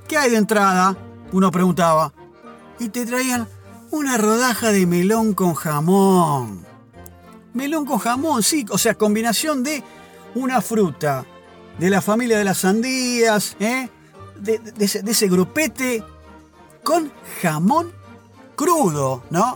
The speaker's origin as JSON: {"language": "Spanish", "region": "Buenos Aires", "country": "Argentina", "said": "en Buenos Aires somos más europeos, descendemos de los barcos"}